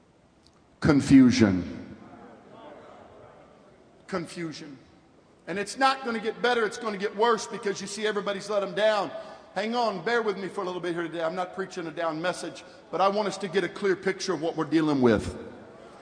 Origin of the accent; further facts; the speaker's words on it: 50 miles south of San Francisco, California, United States; I'm from California, and I was raised 50 miles south of San Francisco